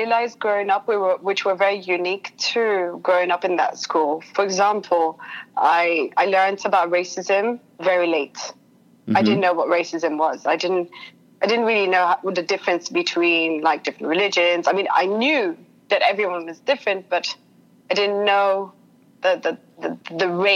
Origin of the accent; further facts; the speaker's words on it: London, United Kingdom; moved away; also born or lived in Sydney, Australia; I grew up in London. I am half French, half English, and I went to a French school in London.